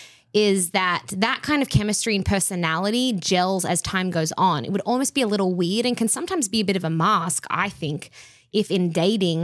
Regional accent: Australia; I'm Australian

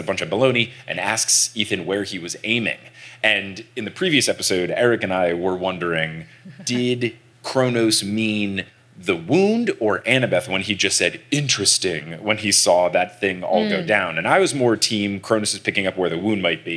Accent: New Jersey, United States; we're also back in New Jersey, my home state

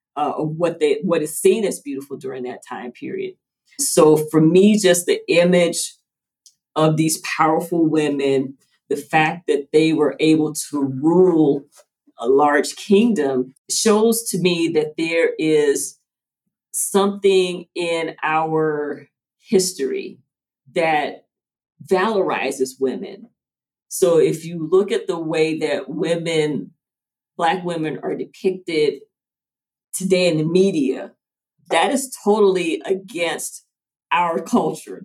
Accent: Atlanta, Georgia, United States; My family is from rural Georgia. I was the first born in the city. I was born in Atlanta

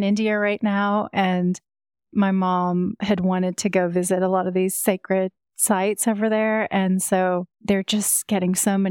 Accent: London, United Kingdom; moved away; No, I grew up in England, in London.

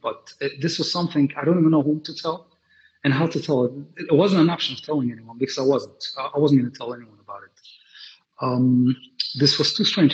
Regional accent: New York City, New York, United States; also born or lived in London; I grew up in Brooklyn, like I said before, and Williamsburg, to be specific. I'm a Willie boy.

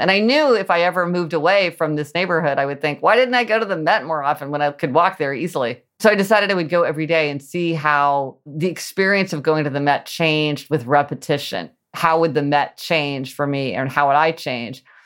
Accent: Midwest, United States; I grew up in the Midwest

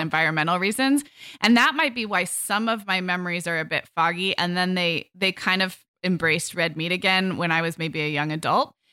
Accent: California, United States; growing up in kind of health food conscious California in the 80s and 90s

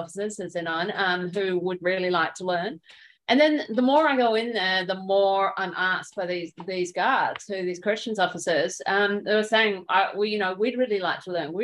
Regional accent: Australia; accent: Australian; moved away; my Australian accent

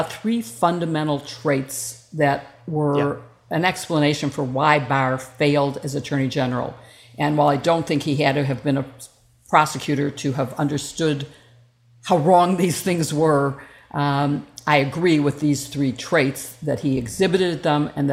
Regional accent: Chicago, Illinois, United States; also born or lived in Washington; being from Illinois, being from Chicago

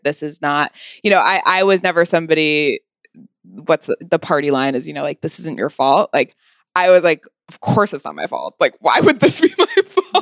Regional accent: California, United States; moved away as an adult; also born or lived in Los Angeles / Santa Barbara; now in New York, United States; I was born in L

